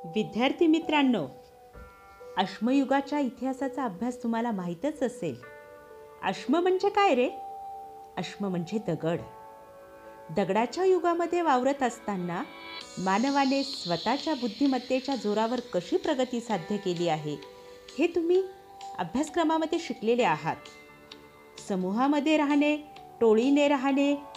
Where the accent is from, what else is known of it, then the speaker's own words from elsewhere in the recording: Maharashtra, India; first language Marathi; आपण ज्या राज्यामध्ये राहतो म्हणजेच महाराष्ट्र